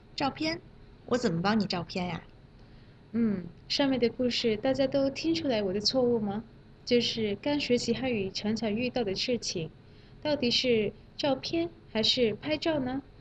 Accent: Malaysia; Chinese is a second language; moved away; 我是来自马来西亚的

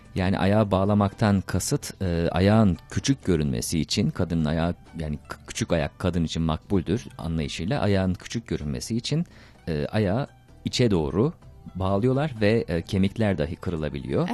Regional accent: Turkey; benim bir Türk olarak

